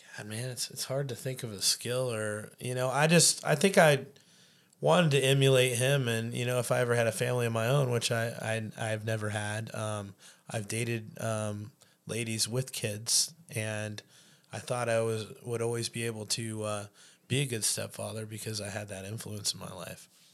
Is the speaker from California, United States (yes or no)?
yes; Chico, California, United States; moved away as an adult; now in Anchorage, United States; born and read in California. Uh, moved to Chico, California when I was eight years old. Uh, spent thirty-two years of my life down there before I made the great trek up north to Anchorage in two thousand nine